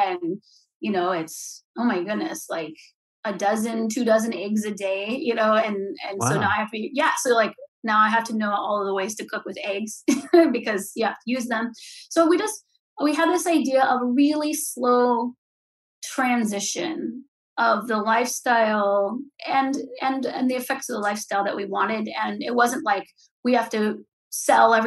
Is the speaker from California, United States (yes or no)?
yes; California, United States; moved away as an adult; also born or lived in Ventura, California; growing up in California in apartments